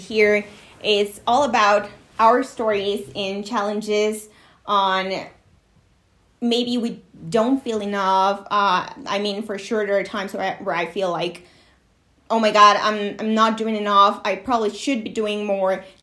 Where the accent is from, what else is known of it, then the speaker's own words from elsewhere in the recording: Mexico; first language Spanish; English is a second language; we're both Mexican.